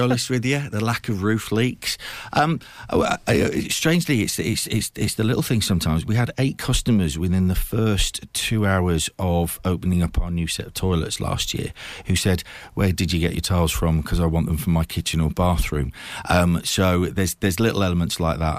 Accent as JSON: {"language": "English", "country": "United Kingdom", "tie": "born or raised there", "also_born_or_lived": "Watford", "moved": "yes", "lives_now": "Cambridge, United Kingdom", "said": "I was actually born in Watford. Um, my parents, uh, I, I grew up in, in Lincoln and Hull."}